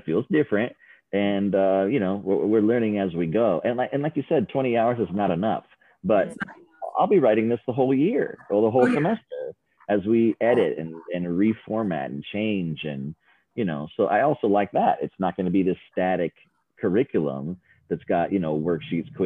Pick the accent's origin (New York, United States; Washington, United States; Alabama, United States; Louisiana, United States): Washington, United States; Seattle; also born or lived in Philadelphia; I was under 2 years old and we moved from Philadelphia to Seattle.